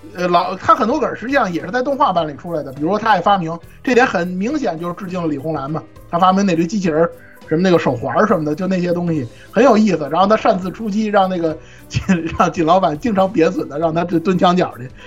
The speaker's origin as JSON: {"language": "Chinese", "country": "China", "said": "我们中国人"}